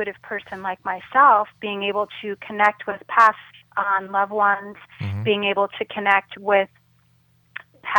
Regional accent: Chicago, Illinois, United States; a Center for Spiritual Living in Chicago, my hometown

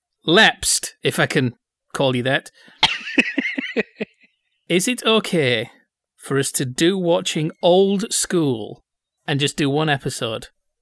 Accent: Bradford, Yorkshire and the Humber, United Kingdom; I'm from Bradford, I don't have a culture.

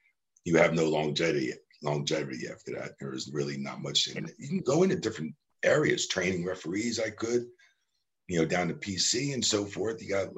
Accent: New Jersey, United States; also born or lived in Houston; now in Tampa, United States; I moved to Tampa from Houston. I'm from New Jersey, and was in Houston for about 13, 14 years. And I moved to Tampa to get closer to the PC Center and to do things.

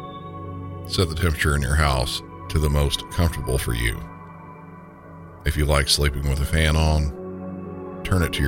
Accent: Southern United States, United States; accent: Southern; in my normal Southern accent

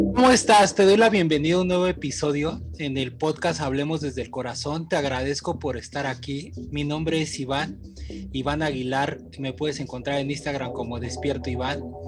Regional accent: Mexico; mi cultura mexicana, que la amo

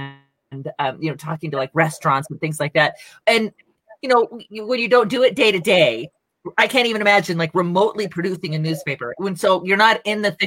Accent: West Coast, United States; now in New Mexico, United States; I'm from the West Coast and I'm from the, you know, the big city-ish area.

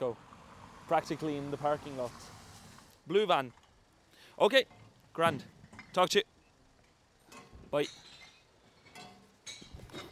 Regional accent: Norway; born and raised in the Norwegian lands of ice and snow by native parents

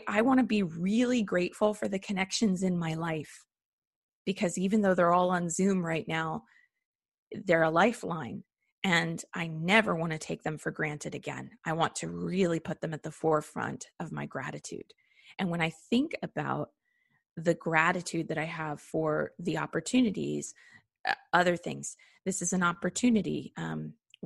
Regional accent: United States; being an American

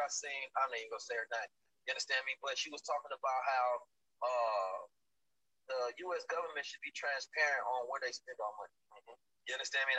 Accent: Oakland, California, United States; I'm from Oakland

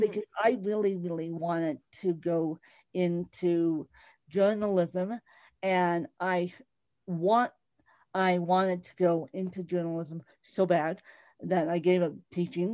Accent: Bahamas; accent: British; moved away; I um, grew up semi in a British colony in the Bahamas.

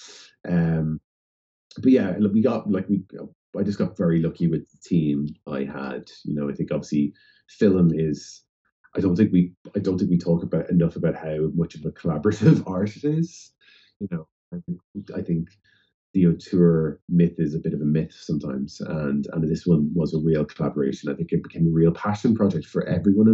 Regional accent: Ireland; growing up there

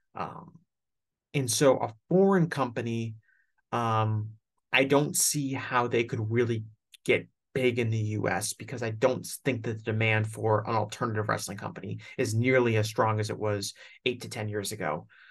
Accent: United States; I'm an American

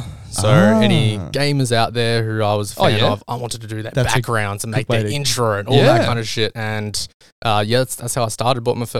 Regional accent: Melbourne, Victoria, Australia; I'm a graphic designer from southeast suburbs.

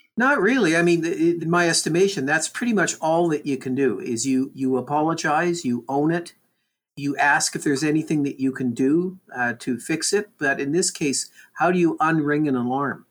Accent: Canada; We're Canadian.

